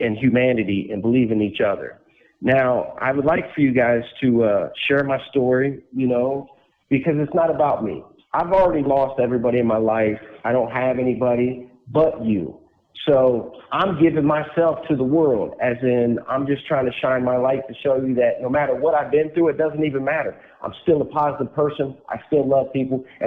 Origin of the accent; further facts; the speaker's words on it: West Palm Beach, Florida, United States; In 1979, I was born in West Palm Beach, Florida.